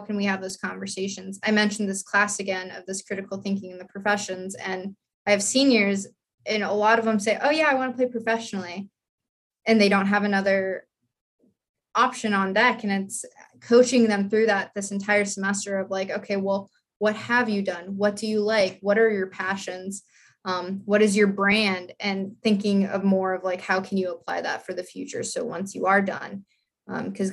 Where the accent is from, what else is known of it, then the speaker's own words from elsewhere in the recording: South Dakota, United States; moved away as an adult; I grew up in South Dakota. I was like a horse girl. Like I lived on a ranch